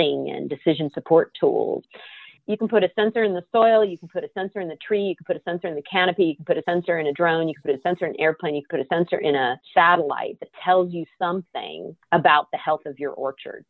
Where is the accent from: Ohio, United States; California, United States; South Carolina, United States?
California, United States; my home state